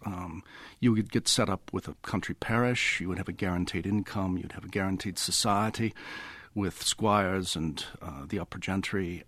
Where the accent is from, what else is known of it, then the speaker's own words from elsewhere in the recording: Chicago, Illinois, United States; accent: American, partly English; moved away as an adult; also born or lived in England; now in United Kingdom; I was born, uh, in Chicago and brought up there and spent the first twenty-five years of my life in the States in education. And I've lived here ever since.